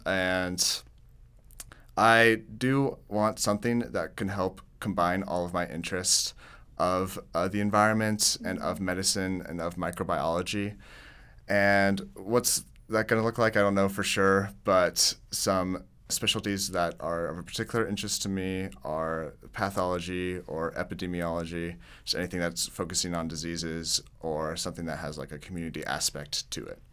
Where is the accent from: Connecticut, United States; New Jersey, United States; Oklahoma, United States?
Oklahoma, United States; Tulsa; I'm from Tulsa, Oklahoma.